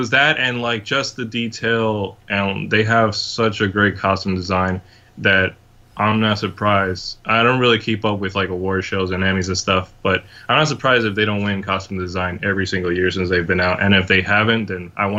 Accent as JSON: {"language": "English", "region": "New Jersey", "country": "United States", "moved": "as an adult", "lives_now": "California, United States", "said": "I moved to California about a year and a half ago from New Jersey. I'm originally from New Jersey, right across the river from New York City."}